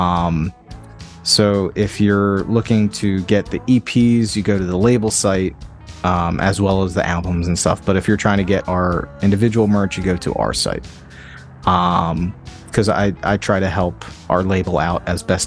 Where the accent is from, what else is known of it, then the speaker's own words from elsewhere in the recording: Atlantic City, New Jersey, United States; I grew up in around Atlantic City